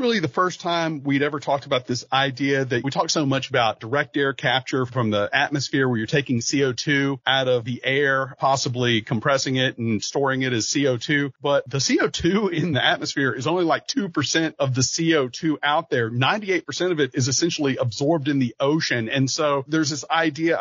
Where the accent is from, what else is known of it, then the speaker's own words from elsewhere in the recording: Louisiana, United States; I grew up in Louisiana